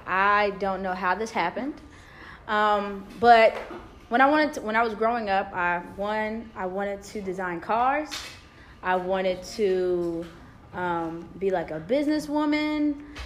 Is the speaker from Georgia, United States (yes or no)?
yes; Georgia, United States; also born or lived in New Jersey / North Carolina / Maryland; I claim almost the entire East Coast because I was born in New Jersey, raised in the state of Georgia. I went to undergrad in North Carolina. And then before I came here, I lived in Maryland, but I worked in D.C.